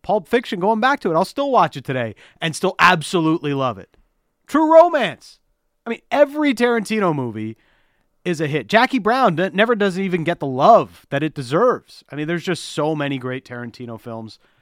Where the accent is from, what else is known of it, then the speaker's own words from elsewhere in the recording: Toronto, Ontario, Canada; now in Vancouver, Canada; I'm the guy from Toronto